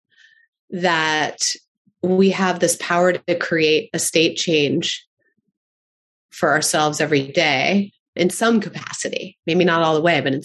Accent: Baltimore, Maryland, United States; I grew up in Baltimore

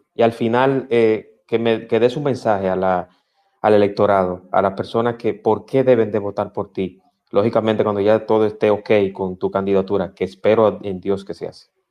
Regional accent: Dominican Republic; yo como dominicano me siento orgulloso

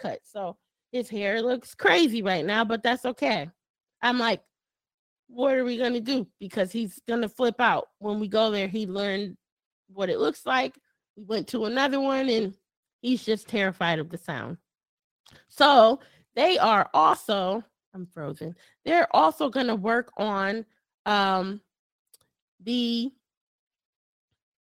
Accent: Connecticut, United States; moved away as an adult; now in Texas, United States; I'm from Connecticut

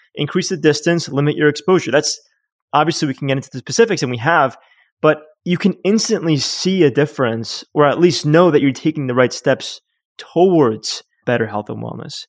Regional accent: New York City, New York, United States; moved away as an adult; also born or lived in Yonkers, New York; now in Uruguay; I was born in Manhattan

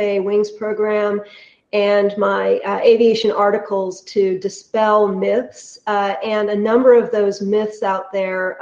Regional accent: California, United States; moved away as an adult; also born or lived in Illinois / Sewanee, Tennessee; I grew up in California and watching the planes take off and land at Moffett Field out there

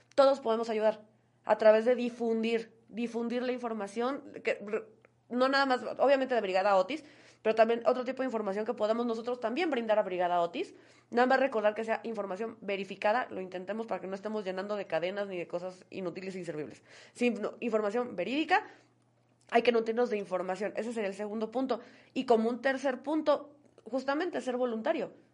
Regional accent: Oaxaca, Mexico; como oaxaqueños

